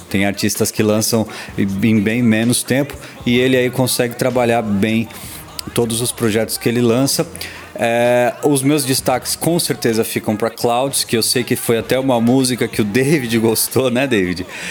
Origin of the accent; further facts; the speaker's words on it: São Paulo, Brazil; eu sou paulista